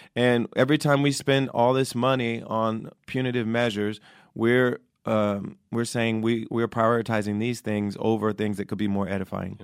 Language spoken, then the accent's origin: English; Ohio, United States; also born or lived in New York; now in Los Angeles, United States; I used to vote in New York, and I'm from Ohio originally